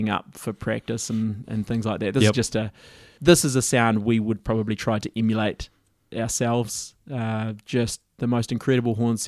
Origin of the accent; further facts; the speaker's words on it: Christchurch, Canterbury, New Zealand; we're Kiwis from Christchurch